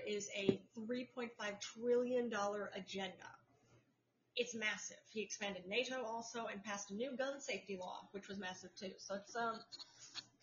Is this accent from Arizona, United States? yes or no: no; New York, United States; New York, New York.